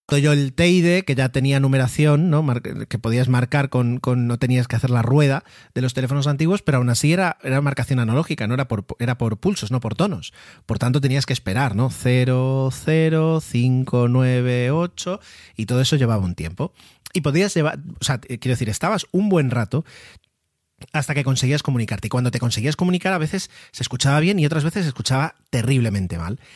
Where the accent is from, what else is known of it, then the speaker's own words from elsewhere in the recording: Mallorca, Balearic Islands, Spain; fui el primero de la familia en nacer aquí en, Mallorca, en esta, en esta hermosa isla